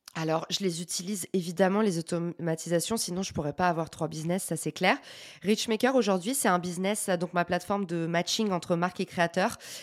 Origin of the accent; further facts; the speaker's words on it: France; accent: thick French accent (in English); j'ai un accent français à couper au couteau